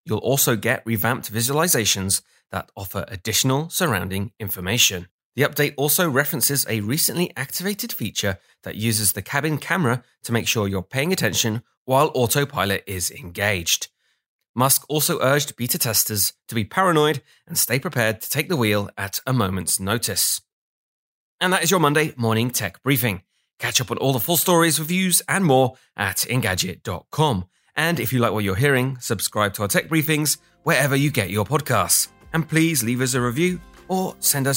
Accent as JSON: {"language": "English", "region": "England", "country": "United Kingdom", "said": "I'm English"}